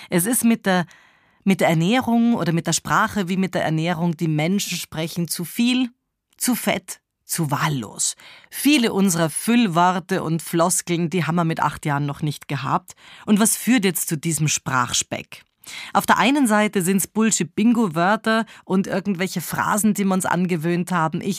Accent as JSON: {"language": "German", "country": "Switzerland", "said": "weil ich als Schweizerin Sätze oft mit oder beende."}